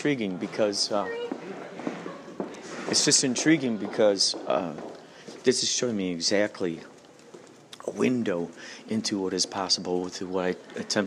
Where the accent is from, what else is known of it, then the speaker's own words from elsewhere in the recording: Illinois, United States; I'm from Illinois